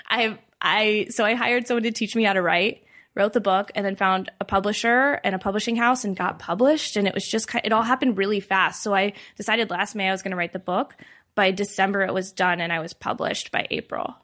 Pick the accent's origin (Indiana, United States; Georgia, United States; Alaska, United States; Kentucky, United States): Indiana, United States; moved away as an adult; now in Denver, United States; I grew up um, in Indiana